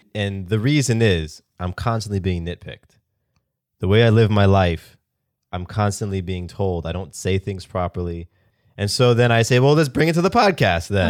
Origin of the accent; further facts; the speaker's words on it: the South, United States; I'm from the South. I live in Georgia.